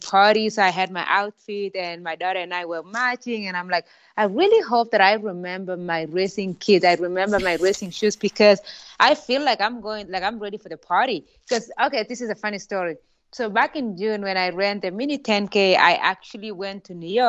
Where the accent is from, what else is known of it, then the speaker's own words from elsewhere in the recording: Kenya; moved away; Growing up in Kenya